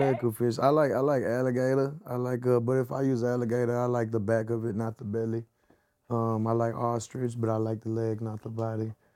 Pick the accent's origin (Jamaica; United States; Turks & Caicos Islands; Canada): United States; the South, Texas; I'm from the South, so I'm forever gonna have a, a groove in me